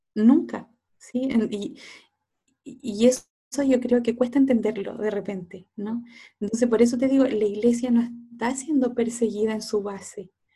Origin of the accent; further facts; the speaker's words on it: Cauquenes, Maule, Chile; yo soy de cauquenes